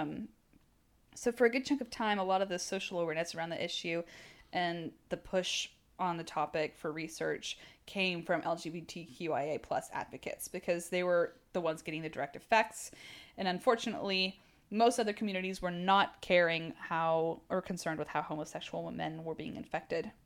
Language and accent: English; Texas, United States; I'm from Texas